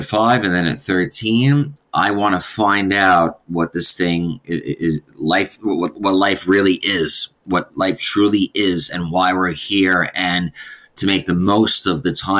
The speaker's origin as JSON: {"language": "English", "town": "New York City", "region": "New York", "country": "United States", "moved": "as an adult", "lives_now": "Melbourne, Australia", "said": "I'm originally from New York City, and I currently am in Melbourne, Australia"}